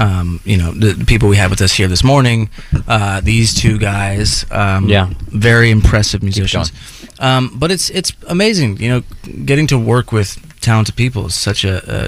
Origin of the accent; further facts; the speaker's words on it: New Jersey, United States; And as you know, we grew up in Jersey